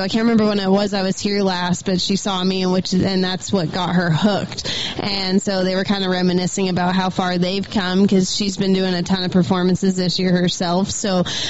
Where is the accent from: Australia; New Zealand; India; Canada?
Canada; Alberta; now in Helena, United States; I'm from Alberta